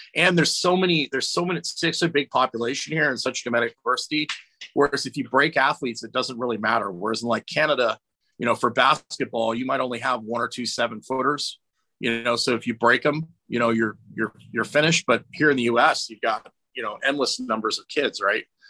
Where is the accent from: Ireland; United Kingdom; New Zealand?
United Kingdom; Scotland; I'm Scottish